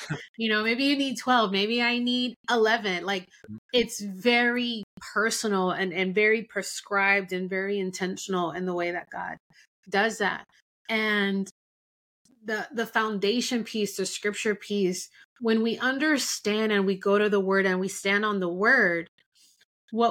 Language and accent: English; Miami, Florida, United States; moved away as an adult; also born or lived in Denver; now in Dallas, United States; I had left Miami, my hometown, and moved to Denver